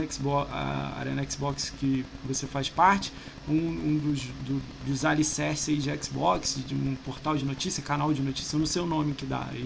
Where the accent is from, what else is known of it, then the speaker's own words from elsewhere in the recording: Rio de Janeiro, Brazil; Como eu sou carioca